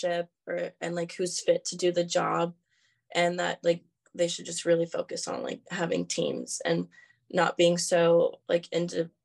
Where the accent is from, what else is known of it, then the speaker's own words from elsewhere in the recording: San Diego, California, United States; I'm from San Diego, California.